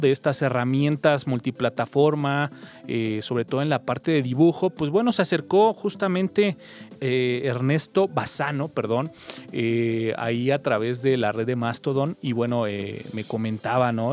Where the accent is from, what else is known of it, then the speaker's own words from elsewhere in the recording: Mexico; hablando como mexicano